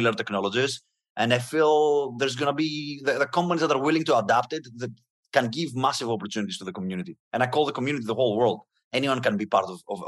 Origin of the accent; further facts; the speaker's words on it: Greece; moved away as an adult; now in United States; I'm coming from Greece. I was born in a middle class family, and I knew how hard it was I had to move to the US to have opportunities